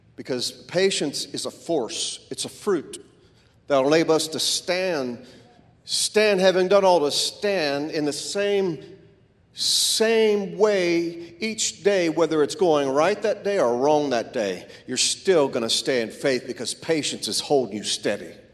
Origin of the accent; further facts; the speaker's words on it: Florida, United States; I grew up in Florida, which was a melting pot for all races